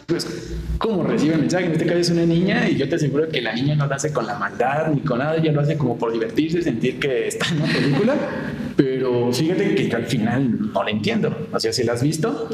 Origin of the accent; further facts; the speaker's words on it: Morelia, Michoacán, Mexico; soy de aquí, de la ciudad de Morelia